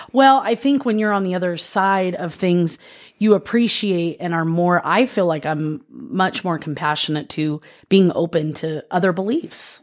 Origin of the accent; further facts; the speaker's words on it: Oceanside, California, United States; moved away; I grew up in Oceanside, California